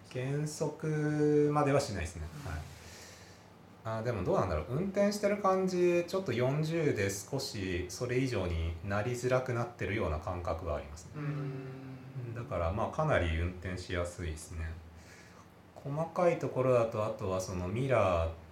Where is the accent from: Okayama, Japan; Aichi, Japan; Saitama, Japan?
Okayama, Japan; moved away; also born or lived in Nagoya; もともと岡山出身なんですけど